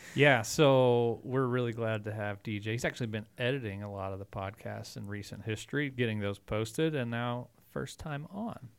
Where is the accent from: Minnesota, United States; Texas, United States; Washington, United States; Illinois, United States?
Texas, United States; now in Montrose, United States; I'm from Texas.